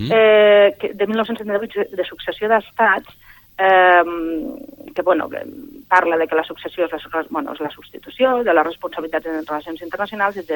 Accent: Catalonia, Spain; som ciutadans catalans en, i també som, malgrat alguns ens pesi, i per imperatiu legal ciutadans espanyols i per aquest motiu ciutadans europeus

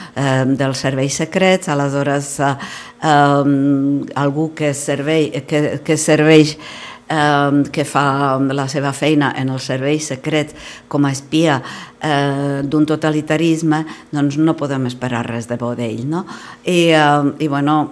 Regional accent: Prague, Czechia; Catalan is a second language; moved away; sóc d'aquella mateixa part d'Europa, diguem-ne, eh, sóc de Praga

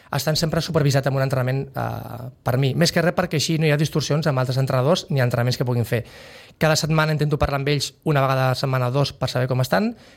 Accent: Sitges, Catalonia, Spain; born or raised there; moved away as an adult; also born or lived in San Sebastián, Basque Country

